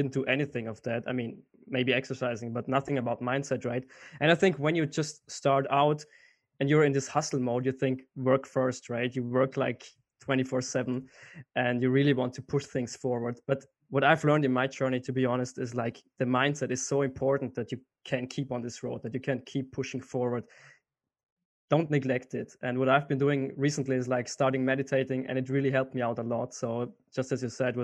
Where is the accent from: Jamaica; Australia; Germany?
Germany; Munich, Bavaria; I'm from Munich, Germany.